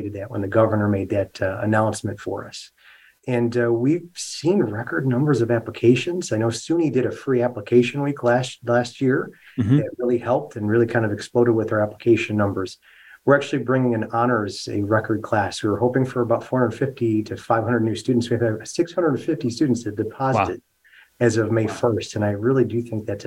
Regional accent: Rochester, New York, United States; now in Buffalo, United States; I'm originally from Rochester, so not too far down the thruway from where our campus is located.

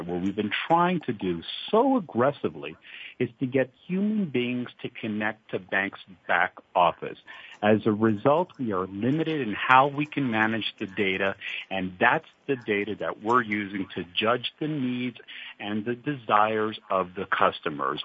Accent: Canada; accent: Canadian twang; now in Europe; I am originally Canadian, and uh, back then, back when I was young

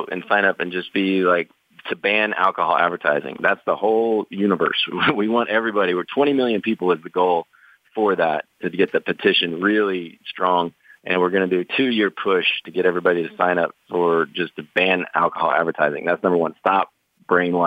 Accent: Oklahoma, United States; I grew up super poor in Oklahoma

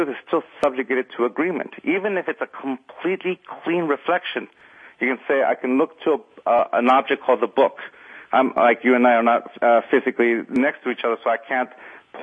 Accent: Southern California, United States; also born or lived in Arizona; now in Northern California, United States; I grew up in Southern California

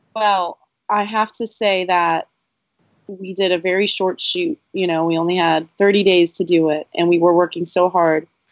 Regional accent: Bethlehem, Pennsylvania, United States; making a movie on Main Street in my hometown

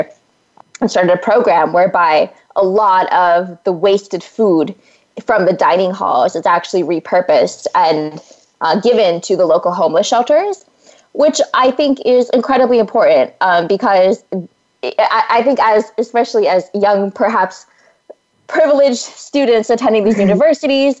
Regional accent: Central Valley of California, United States; moved away as an adult; I come from the Central Valley of California, which is just a bounty of wonderful agricultural produce.

